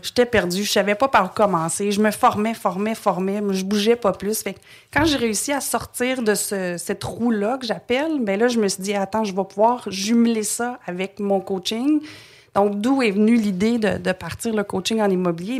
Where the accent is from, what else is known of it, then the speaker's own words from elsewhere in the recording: Montreal, Quebec, Canada; also born or lived in Trois-Rivières, Quebec; Je suis née à Trois-Rivières, mais euh, je pense que j'avais deux ans quand on a déménagé euh, à Montréal.